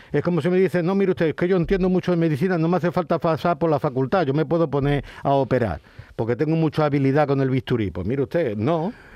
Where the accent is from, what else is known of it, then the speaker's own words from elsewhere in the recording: Huelva, Andalusia, Spain; moved away; also born or lived in Ceuta; Yo nací en Ceuta, me crié en Huelva